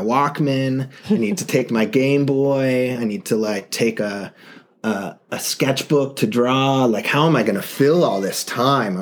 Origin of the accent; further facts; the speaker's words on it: Tacoma, Washington, United States; also born or lived in Seattle; I grew up in Tacoma, and then went to college in Seattle